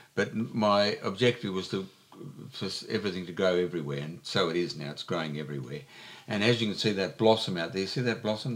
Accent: Joondalup, Western Australia, Australia; now in Albany, Australia; it's Joondalup, my hometown

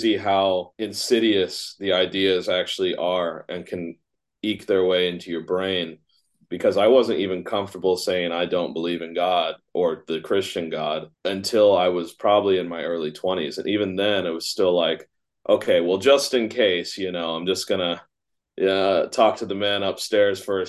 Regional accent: United States; Just being a kid growing up in America

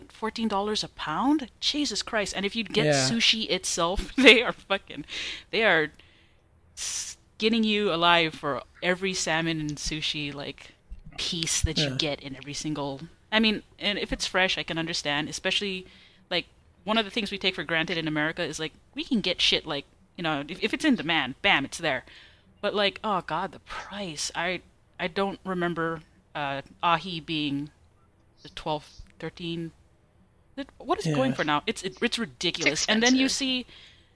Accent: Hawaii, United States; also born or lived in Arizona; now in Texas, United States; When I was growing up in Hawaii

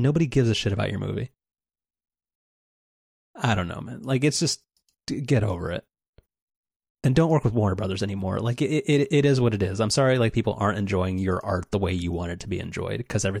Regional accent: United Kingdom; I'm British.

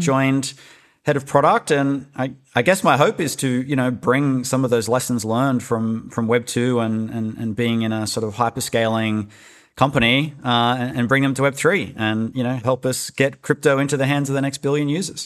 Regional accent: Australia; moved away; also born or lived in Silicon Valley; I'm Australian

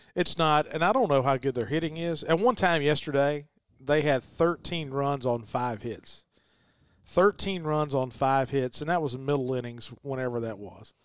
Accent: Noxapater / Nanih Waiya, Winston County, Mississippi, United States; I'm a Winston County guy, too, and I'm a Nanawoya guy

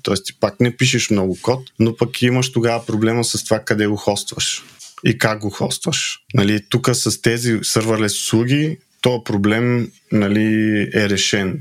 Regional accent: Yambol, Yambol Province, Bulgaria; Аз съм от Ямбол

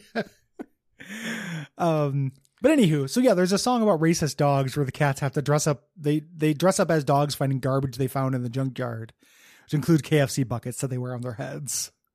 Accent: Illinois, United States; I was a coaster kid growing up on Six Flags in Illinois

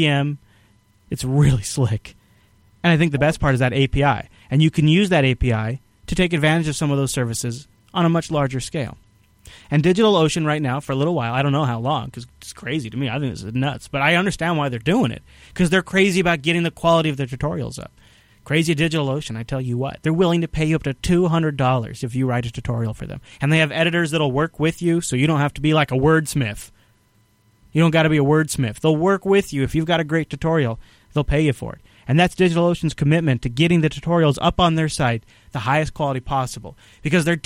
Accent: Microsoft's backyard, Washington, United States; I grew up in Microsoft's backyard.

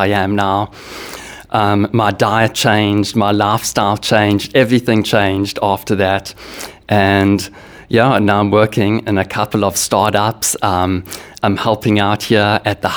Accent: South Africa; also born or lived in Queensland, Australia; now in Australia; I'm South African, and when I first moved to Australia

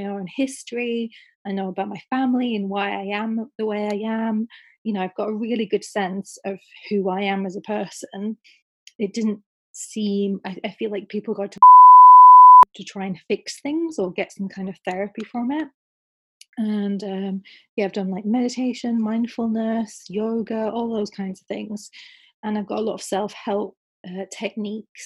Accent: the north of England, United Kingdom; I moved away from the South. So I'm back in the North of England now.

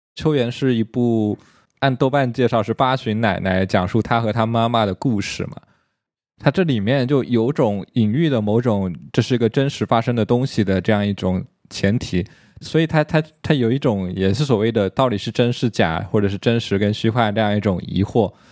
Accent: China; 我们作为中国人

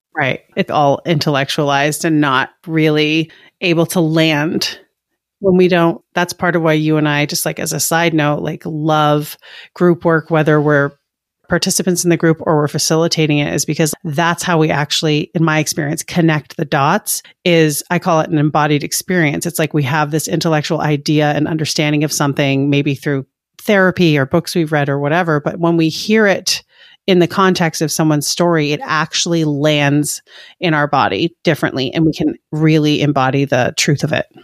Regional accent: Maine, United States; I grew up in Maine

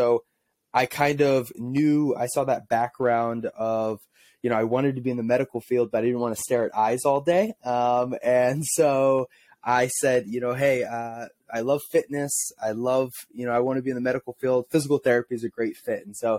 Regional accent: St. Louis, Missouri, United States; I wanted to be Albert Pujols, born and raised in St. Louis, big Cardinals fan, Albert Pujols was my hero.

